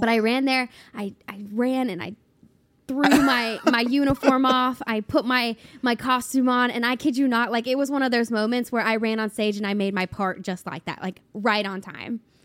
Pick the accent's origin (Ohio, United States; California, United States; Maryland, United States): Ohio, United States; Cincinnati; now in Nashville, United States; I grew up in Cincinnati, Ohio.